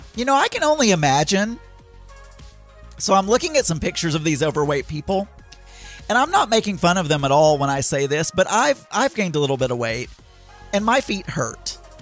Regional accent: Philippines; moved away; I'm from the Philippines

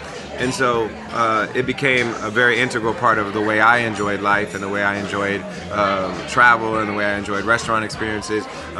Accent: Springfield, Ohio, United States; also born or lived in New York; now in California, United States; I grew up an hour and a half north of Cincinnati.

